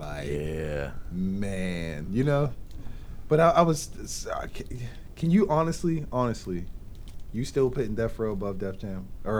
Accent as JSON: {"language": "English", "region": "East Coast", "country": "United States", "said": "Especially we're from the East Coast"}